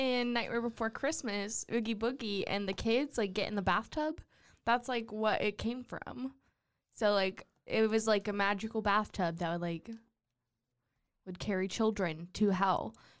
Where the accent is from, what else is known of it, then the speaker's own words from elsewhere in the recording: Schweinfurt, Bavaria, Germany; born there; I was born in Schweinfurt.